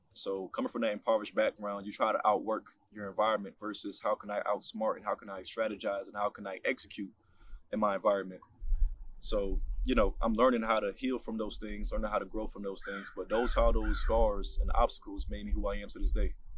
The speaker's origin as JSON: {"language": "English", "town": "New York City", "region": "New York", "country": "United States", "tie": "born or raised there", "also_born_or_lived": "Harlem, New York City / Jamaica (parents)", "moved": "yes", "said": "I was born in Harlem, New York City, um, raised in the Bronx, specifically in the Gun Hill Road area"}